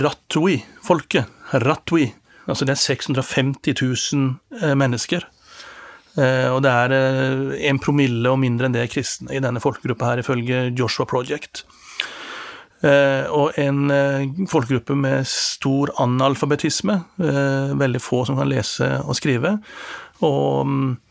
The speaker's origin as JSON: {"language": "Norwegian", "country": "Norway", "said": "som står her som en nordmann"}